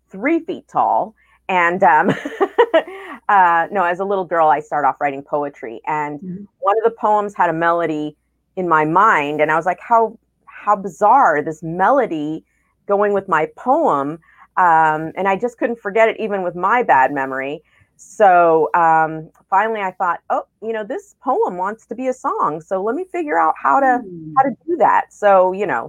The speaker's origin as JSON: {"language": "English", "area": "Bay Area", "region": "California", "country": "United States", "moved": "yes", "lives_now": "Los Angeles, United States", "said": "I am originally from the Bay Area. I moved to L.A. to pursue first songwriting and then ultimately filmmaking."}